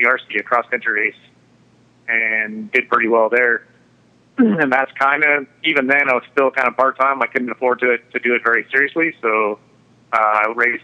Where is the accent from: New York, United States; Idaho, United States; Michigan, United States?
Idaho, United States; McCall; I grew up in McCall, Idaho